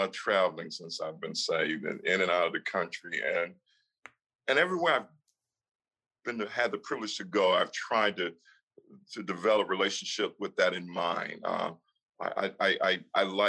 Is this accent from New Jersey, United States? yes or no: no; Mississippi, United States; moved away; also born or lived in New York; I grew up in Mississippi for a lot of times, and even in New York